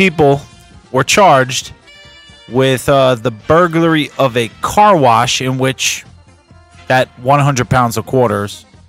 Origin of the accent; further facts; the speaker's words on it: New Jersey, United States; My home state. New Jersey.